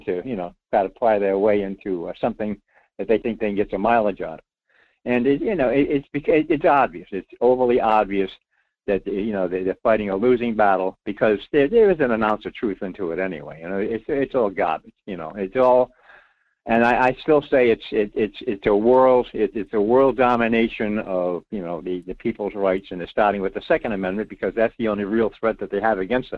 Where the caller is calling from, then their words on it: Rhode Island, United States; Well, Mike … in Rhode Island.